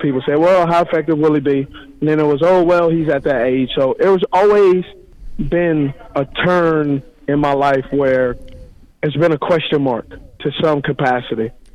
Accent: Los Angeles, California, United States; the porch I was raised on was in Los Angeles, California, very tough upbringing.

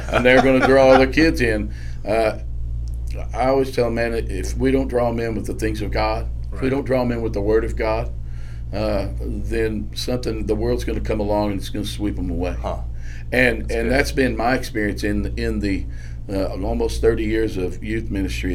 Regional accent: Blanchard, Oklahoma, United States; I grew up in Blanchard, Oklahoma

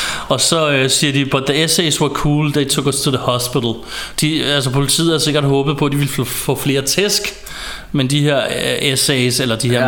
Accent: Ballerup, Capital Region of Denmark, Denmark; hvor jeg voksede op i et på daværende tidspunkt ikke så pænt nabolag i Ballerup

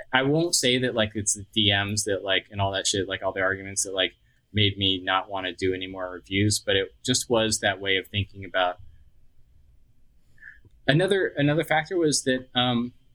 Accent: Austin, Texas, United States; moved away; this is where I was from. It's my hometown and I'm, you know, kind of heartbroken that I don't live there

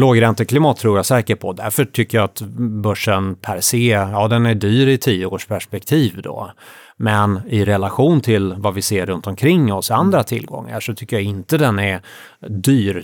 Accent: Sweden; jag som svensk investerare

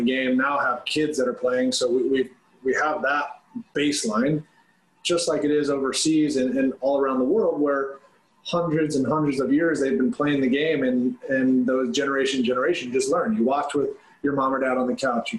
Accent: Southern California, United States; playing club soccer growing up in Southern California

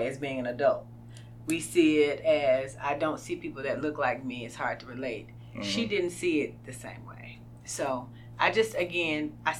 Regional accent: Magnolia, Arkansas, United States; moved away as an adult; also born or lived in Memphis, Tennessee / Indianapolis, Indiana; now in Northwest Arkansas, United States; I was born and raised in Magnolia, Arkansas

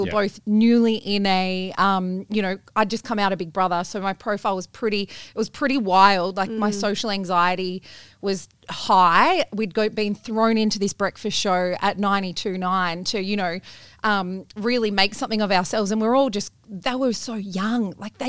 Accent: Bathurst, New South Wales, Australia; moved away; I grew up in Bathurst in New South Wales.

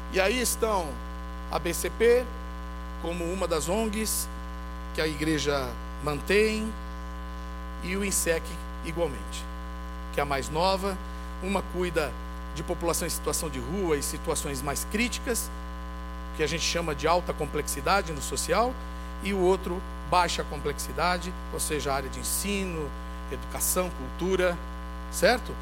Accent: Brazil; como brasileiros

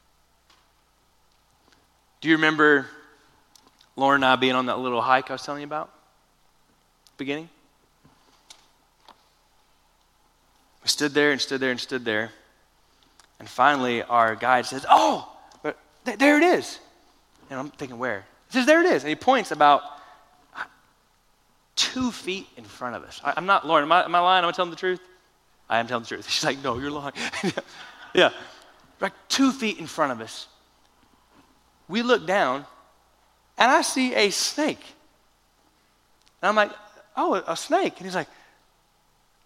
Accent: Florida, United States; now in Lubbock, United States; I consider myself Texan now, but I grew up in Florida

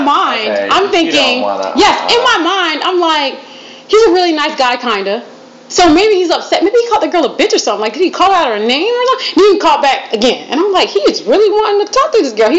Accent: Florida, United States; I'm from Florida. I'm from the South.

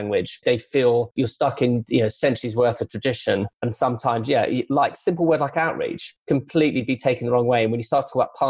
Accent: Croydon, London, United Kingdom; moved away; also born or lived in High Wycombe; I was born in Croydon in May Day

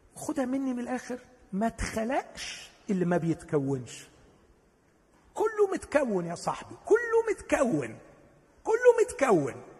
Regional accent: Upper Egypt, Egypt; انا صعيدي

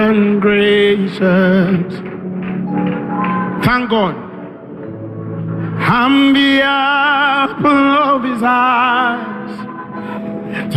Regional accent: Uganda; Born and raised in Uganda

